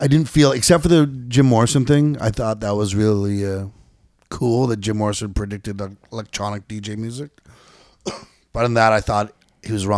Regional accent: Canada

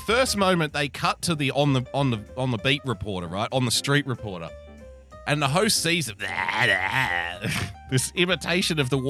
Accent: Australia; as an Australian

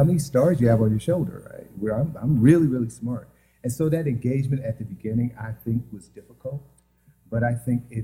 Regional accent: the South, United States; I'm from the South, I'm from a church tradition

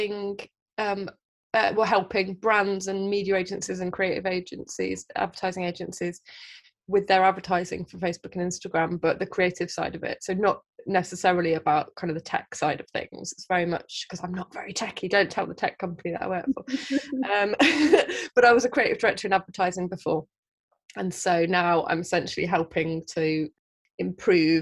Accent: Midlands, United Kingdom; also born or lived in Southeast London; now in London, United Kingdom; I live in Southeast London. I'm from the Midlands.

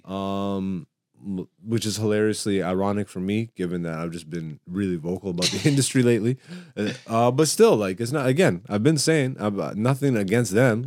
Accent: Canada; also born or lived in Greece; I'm African, and I was born in Greece, nigga. And then I was raised in Canada

